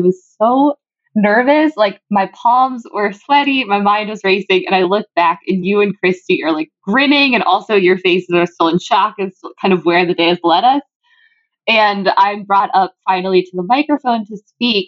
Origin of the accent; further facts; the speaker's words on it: McHenry, Illinois, United States; I'm from the Chicagoland area. So we bonded over McHenry.